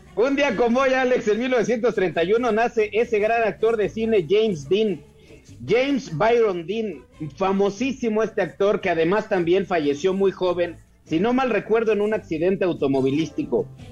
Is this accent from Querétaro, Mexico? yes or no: yes; Querétaro, Mexico; yo soy de Querétaro